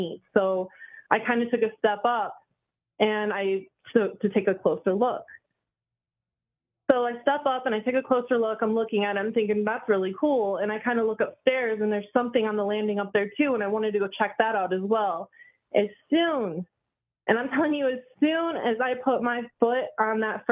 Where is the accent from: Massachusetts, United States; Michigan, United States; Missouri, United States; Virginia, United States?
Michigan, United States; also born or lived in Indianapolis; I'm from Michigan